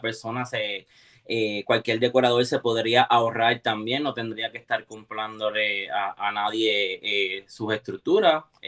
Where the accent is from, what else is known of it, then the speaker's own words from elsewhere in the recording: Puerto Rico; now in Florida, United States; vengo directamente desde Puerto Rico. Eh, orgullosamente puertorriqueño, vivo en el área de, de Palm Florida